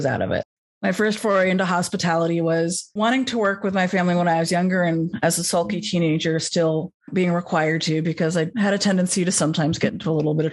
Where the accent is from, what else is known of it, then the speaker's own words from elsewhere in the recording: Los Angeles, California, United States; I grew up in Los Angeles